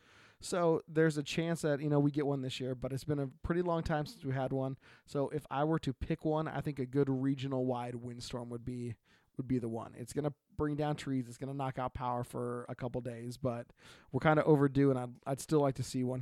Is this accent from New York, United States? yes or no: no; Oregon, United States; from Oregon.